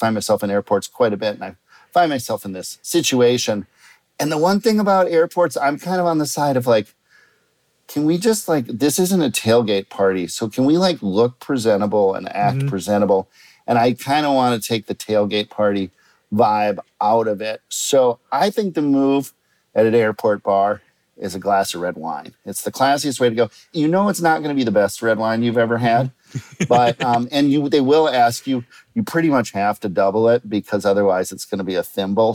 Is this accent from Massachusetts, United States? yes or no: no; Minneapolis, Minnesota, United States; where I grew up in Minneapolis, in Minnesota, we have something called 3-2 beer.